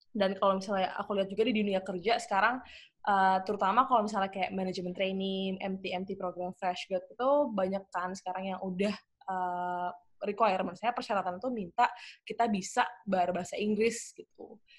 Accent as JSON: {"language": "Indonesian", "region": "Jakarta", "country": "Indonesia", "tie": "born or raised there", "also_born_or_lived": "Surabaya / United Kingdom", "said": "lahirnya di Surabaya, terus dari kecil dari SD gitu tinggalnya di Jakarta"}